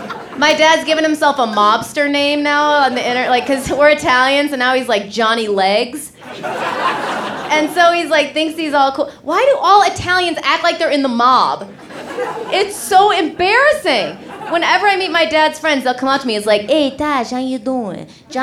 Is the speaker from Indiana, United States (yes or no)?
no; Rockford, Illinois, United States; All right. You talk like that here? I'm from Rockford.